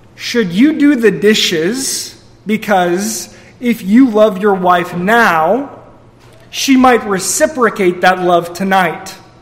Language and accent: English; Missouri, United States; moved away; We're all from Missouri